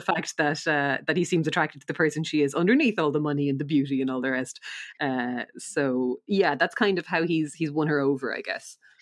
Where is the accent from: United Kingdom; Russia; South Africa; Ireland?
Ireland; we're Irish